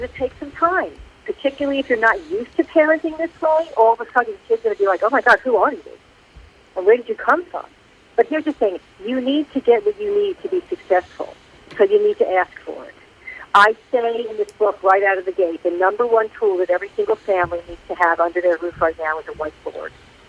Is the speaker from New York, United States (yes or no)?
yes; New York, United States; now in Atlanta, United States; I'm from New York, but I live in Atlanta.